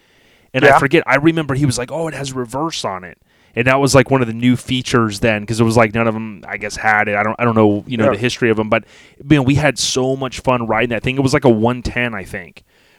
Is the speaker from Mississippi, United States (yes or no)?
no; Land O'Lakes, Florida, United States; I'm from Land O'Lakes, man.